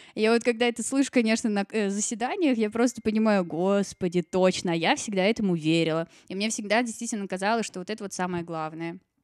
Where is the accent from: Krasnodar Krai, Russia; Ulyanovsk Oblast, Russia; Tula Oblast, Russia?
Ulyanovsk Oblast, Russia; Ulyanovsk; also born or lived in Saint Petersburg; now in Moscow, Russia; я родилась в Ульяновске